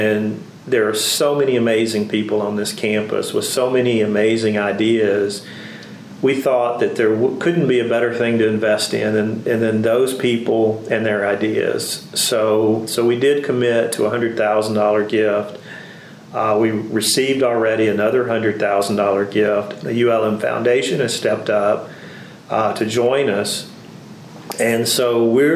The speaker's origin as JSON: {"language": "English", "town": "Winnsboro", "region": "Louisiana", "country": "United States", "tie": "born or raised there", "said": "I grew up in a small rural town, 45 minutes from here"}